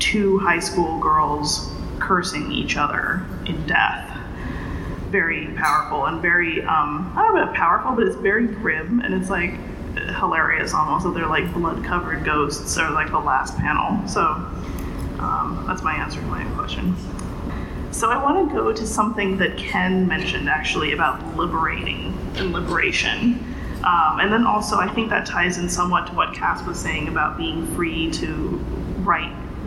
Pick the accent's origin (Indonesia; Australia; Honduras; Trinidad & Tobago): Indonesia; I grew up in Indonesia, where there is a lot of comics